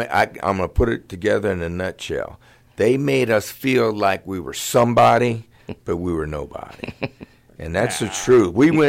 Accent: Middletown, Maryland, United States; I'm from Middletown, too.

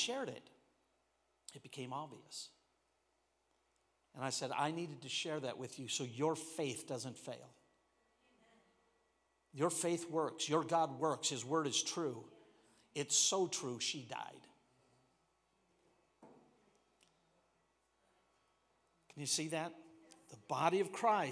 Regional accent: Washington, United States; moved away; I come from Washington.

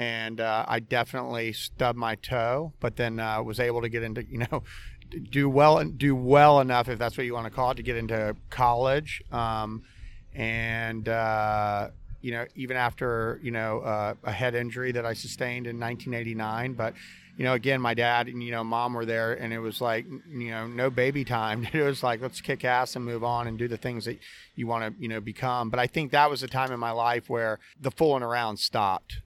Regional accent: Orlando, Florida, United States; I'm born and raised in Orlando, Florida

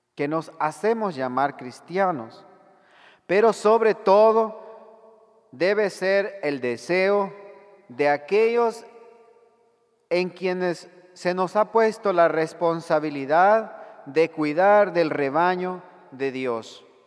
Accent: El Salvador; En mi país

